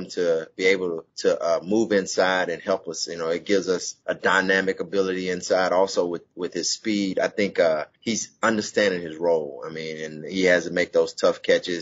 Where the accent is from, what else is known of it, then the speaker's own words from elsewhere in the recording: Houston, Texas, United States; moved away; the great state of Texas. That's my hometown